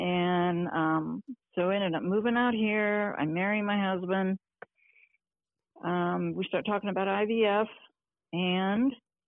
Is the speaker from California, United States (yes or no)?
no; Ohio, United States; moved away as an adult; now in Colorado, United States; with my current husband, and we've been married now for 31 years. I'm originally from Ohio.